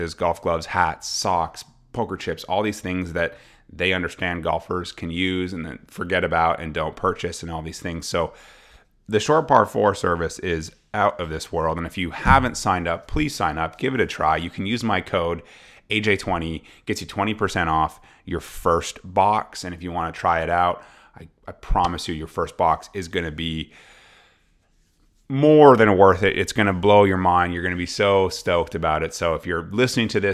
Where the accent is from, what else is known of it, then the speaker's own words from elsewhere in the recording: Ottawa, Ontario, Canada; Canadian from Ottawa, from my hometown